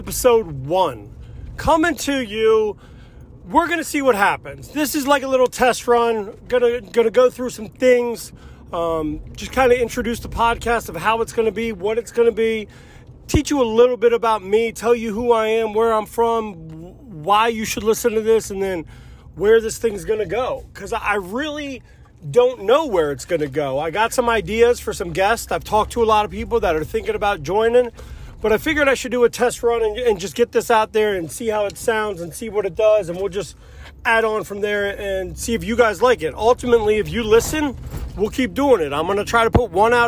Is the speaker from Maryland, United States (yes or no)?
yes; Laurel, Maryland, United States; also born or lived in Frederick, Maryland / Rockville, Maryland; I grew up in Laurel and went to Laurel Elementary